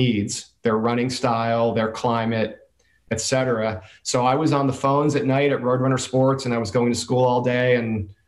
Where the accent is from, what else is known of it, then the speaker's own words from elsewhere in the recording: Jersey Shore, New Jersey, United States; now in San Diego, United States; I was born and raised in New Jersey on the Jersey Shore